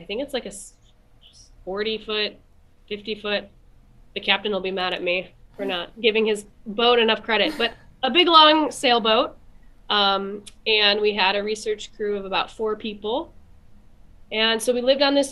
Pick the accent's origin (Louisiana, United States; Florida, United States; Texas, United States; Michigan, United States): Michigan, United States; moved away as an adult; now in Sitka, United States; I'm from Michigan originally.